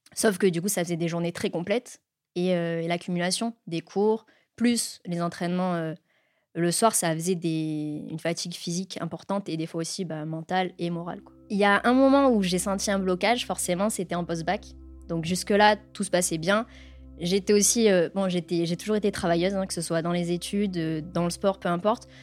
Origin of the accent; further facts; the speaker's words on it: Var, Provence-Alpes-Côte d'Azur, France; je suis originaire du Var, donc dans un petit village euh, du centre Var